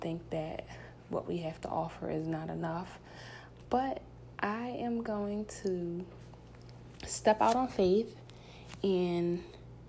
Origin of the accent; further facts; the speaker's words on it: Philadelphia, Pennsylvania, United States; born and raised in Philadelphia, specifically North Philadelphia. Yes, North Philly, born and raised.